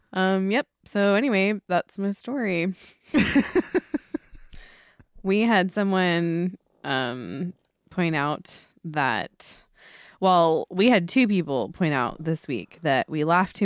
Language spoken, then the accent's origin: English; Scotland, United Kingdom; But I want to say that I'm Scottish too.